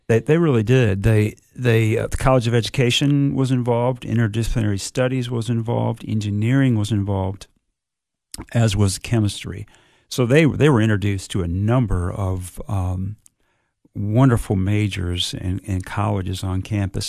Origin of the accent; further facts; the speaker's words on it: southern Michigan, United States; moved away as an adult; also born or lived in Indiana / Blacksburg, Virginia / Athens, Georgia; now in Cookeville, United States; I grew up, uh, family farming operation in southern Michigan, born and raised in Michigan